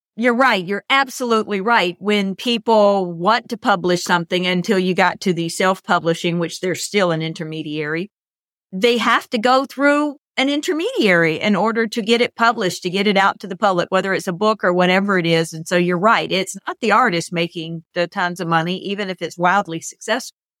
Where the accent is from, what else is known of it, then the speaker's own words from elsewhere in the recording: United States; I'm an American